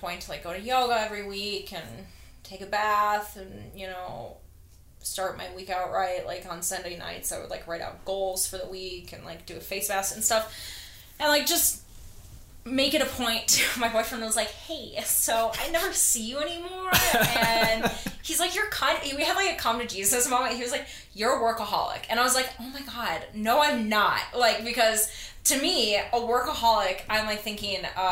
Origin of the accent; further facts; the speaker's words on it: Minnesota, United States; moved away; I'm from Minnesota